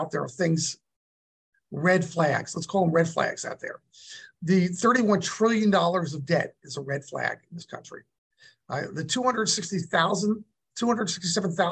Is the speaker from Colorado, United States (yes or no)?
no; New Jersey, United States; now in California, United States; I'm from Jersey